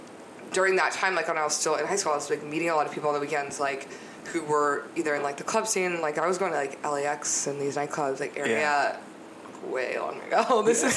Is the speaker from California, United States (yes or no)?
yes; San Francisco, California, United States; So San Francisco.